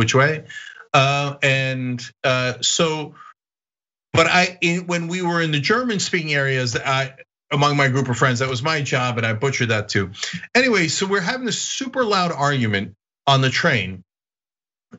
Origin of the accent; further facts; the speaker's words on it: Istanbul, Turkey; now in United States; I grew up in Europe. I grew up in Istanbul on the European side.